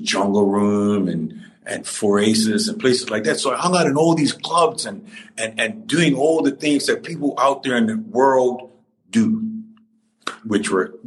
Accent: Cedar Hill, Warwick, Bermuda; I grew up at Purvis in Cedar Hill, Warwick, at Purvis School, and I went to school there

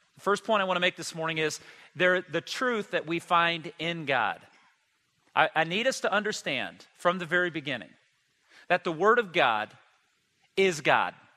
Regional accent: United States; I was born and raised in the United States

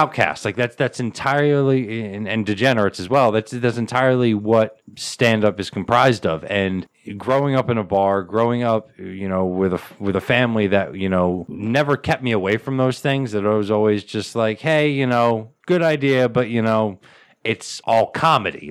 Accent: United States; I, as an American

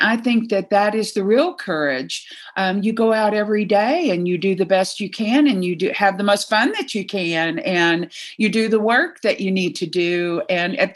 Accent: Texas, United States; I was raised in Texas as a devout Southern Baptist

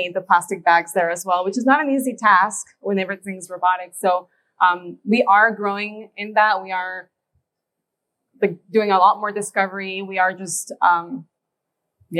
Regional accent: Indiana, United States; where we're from Indiana

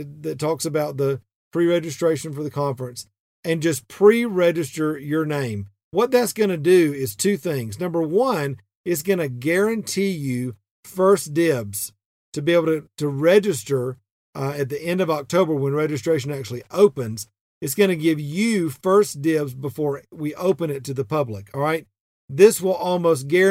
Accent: the South, United States; even though I'm not from Texas, we're still Southern

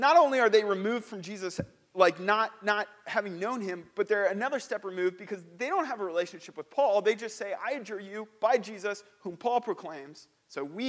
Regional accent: St. Louis, Missouri, United States; I'm from St. Louis

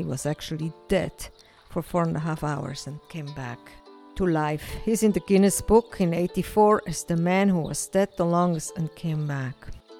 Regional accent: Switzerland; now in Israel; I grew up in Switzerland, and both of my parents were Swiss. My grandfather, Italian. Kind of a mix.

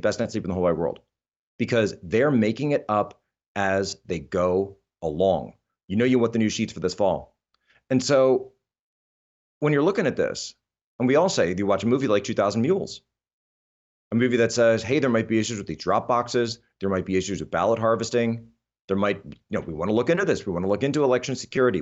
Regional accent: Philadelphia, Pennsylvania, United States; I come from Philadelphia.

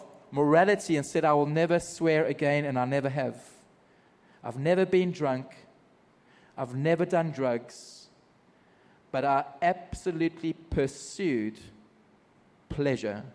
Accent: Margate, KwaZulu-Natal, South Africa; moved away as an adult; now in Middle East; I grew up in South Africa in a small surfing community

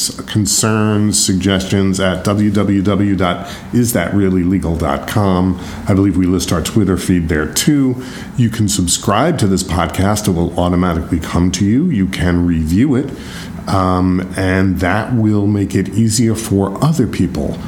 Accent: New York, United States; also born or lived in Philadelphia; I'm from New York

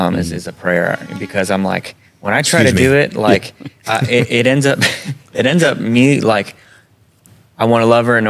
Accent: Colorado, United States; also born or lived in Iowa; I'm from Colorado.

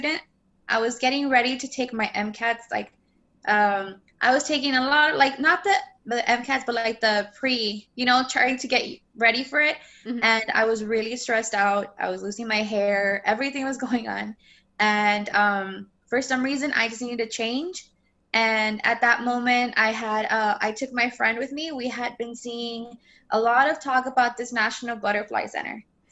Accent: Rio Grande Valley, South Texas, United States; I am from the Rio Grande Valley. That means I'm South Texas

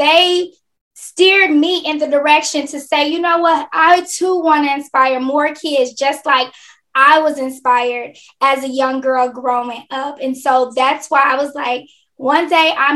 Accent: Chicago, Illinois, United States; I am from Chicago, Illinois, living on the south side of Chicago with my amazing husband

